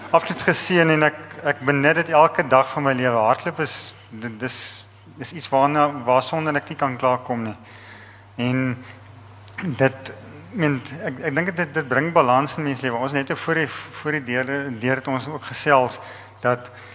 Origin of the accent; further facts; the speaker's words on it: Eastern Free State, South Africa; ek het in Oos-Vrystaat groot geword